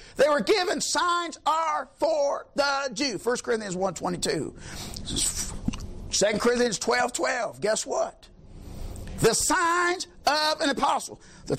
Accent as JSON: {"language": "English", "country": "United States", "said": "I'm an American."}